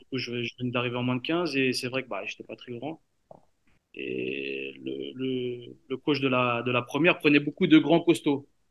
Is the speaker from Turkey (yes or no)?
no; Paris, Île-de-France, France; now in Strasbourg, France; je suis parisien